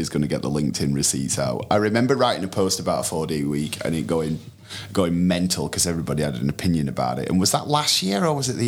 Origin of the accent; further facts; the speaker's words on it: United Kingdom; we're hopelessly British